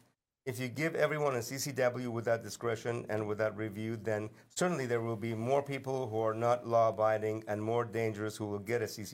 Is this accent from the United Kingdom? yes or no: no; Iran; now in United States; I was born and raised in Iran, a country in the Middle East